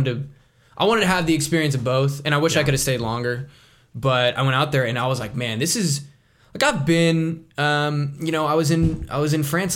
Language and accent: English; Lake Jackson, Texas, United States; also born or lived in College Station, Texas; I grew up outside of Houston in Lake Jackson, down there, raised in Dow Chemical territory, and I lived there. I lived there until I was 18 and moved here. And I've lived here since 2010